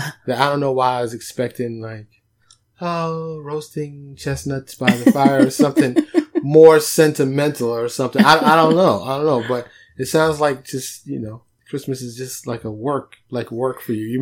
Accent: New York, United States; moved away; growing up in New York

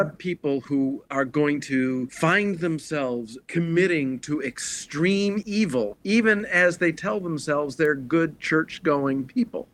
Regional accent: Detroit, Michigan, United States; when I was growing up in Detroit

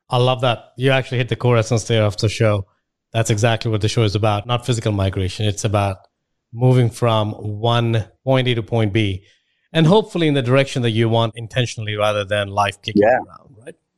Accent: India; moved away as an adult; I'm from India. I left India about 10, 15 years ago.

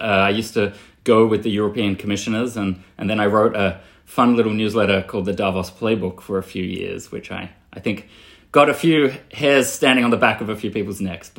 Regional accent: Australia; moved away as an adult; also born or lived in Belgium; now in New York, United States; I grew up in Australia, but I'm a Belgian now as well.

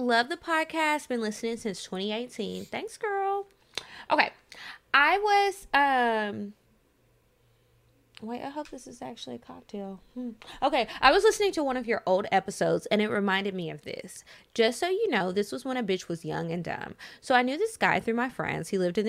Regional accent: New York City, New York, United States; Side note, I'm from New York City, and it was kind of a thing to smoke on the highway at night or drive out the city and smoke in the burbs.

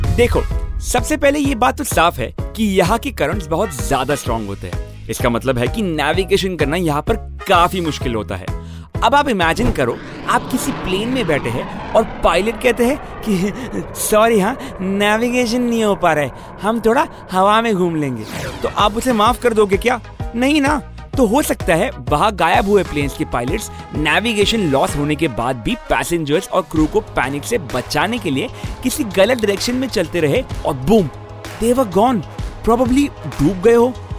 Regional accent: India

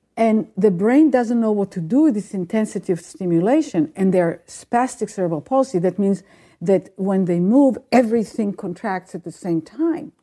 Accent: Israel; moved away; I grew up in Israel

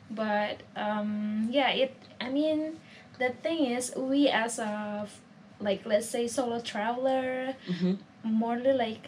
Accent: Jakarta, Indonesia; Well, I'm from Indonesia, and this is my last night here, and...

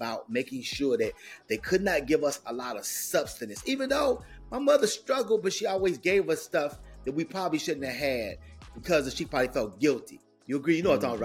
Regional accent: Chicago, Illinois, United States; born or raised there; moved away as an adult; also born or lived in Carbondale, Illinois

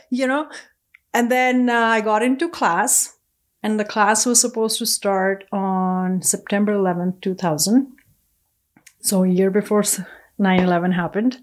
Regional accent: India; English is a second language; moved away as an adult; now in Edmonton, Canada; growing up in India

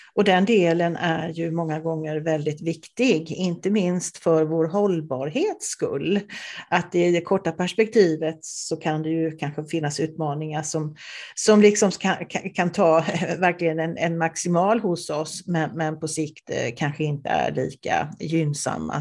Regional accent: Småland, Sweden; moved away; Jag är ju också från Småland ursprungligen

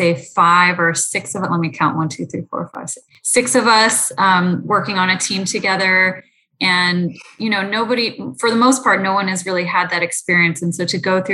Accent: San Francisco Bay Area, California, United States; grew up in the San Francisco Bay Area

